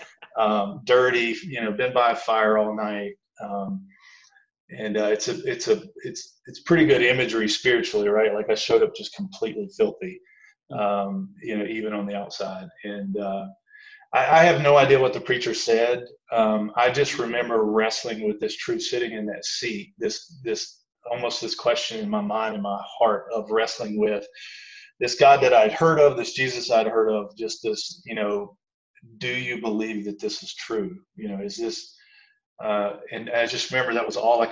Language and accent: English; the Bible Belt, United States; I grew up in the Bible Belt